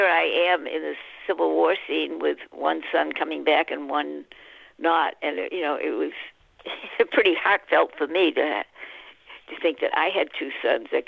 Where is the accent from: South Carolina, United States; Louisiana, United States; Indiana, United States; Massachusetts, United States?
Massachusetts, United States; Boston; moved away as an adult; also born or lived in Florida / California; I'm from Boston